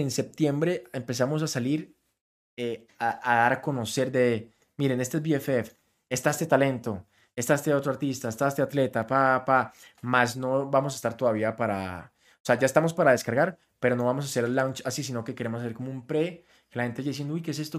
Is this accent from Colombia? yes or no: yes; Colombia; siendo colombiano.